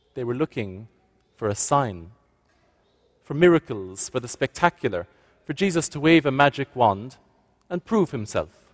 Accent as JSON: {"language": "English", "country": "Ireland", "moved": "as an adult", "lives_now": "Nova Scotia, Canada", "said": "can't quite work out my accent, I've come from Ireland"}